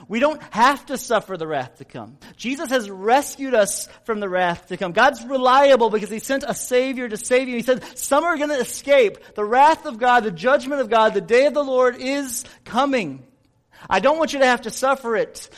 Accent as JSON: {"language": "English", "country": "United States", "said": "we as American Christians"}